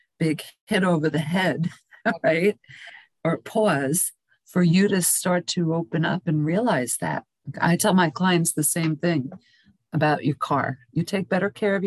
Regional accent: New York, United States; moved away; also born or lived in Pinellas County, Florida; I come from New York originally

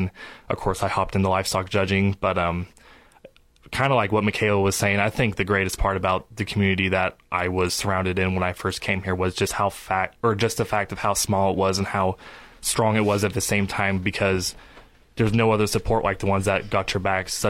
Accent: Central Oregon, United States; moved away as an adult; now in Wyoming, United States; I am from Central Oregon, actually, so it was a little bit of a journey to get over here.

